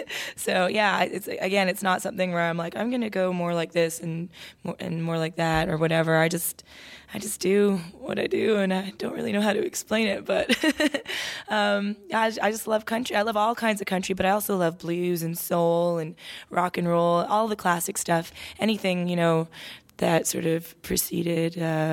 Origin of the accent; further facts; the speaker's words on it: Toronto, Ontario, Canada; I feel like I was a daughter of two immigrant parents growing up in Toronto. My mom, Irish, my dad, Mexican.